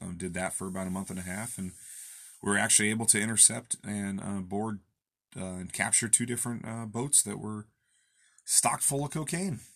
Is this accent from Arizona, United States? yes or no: no; Olympia, Washington, United States; I'm from Olympia